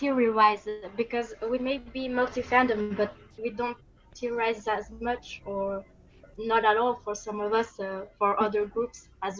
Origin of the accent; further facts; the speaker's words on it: Portugal; now in Belgium; I'm Portuguese, but I actually live in Belgium.